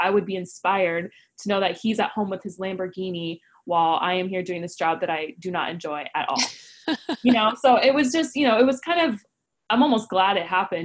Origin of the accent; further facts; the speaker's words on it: Orange County, California, United States; the way I grew up in Orange County